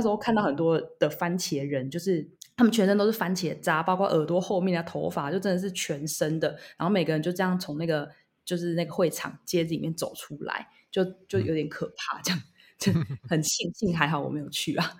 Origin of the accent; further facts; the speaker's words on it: Taiwan; moved away as an adult; now in Barcelona, Spain; 我们台湾人